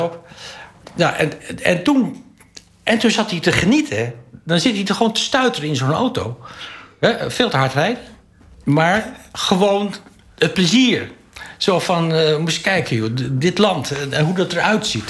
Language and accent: Dutch; Holland, Netherlands; ik ben een Hollander. En ik ben geen Groninger. En ook geen Drent.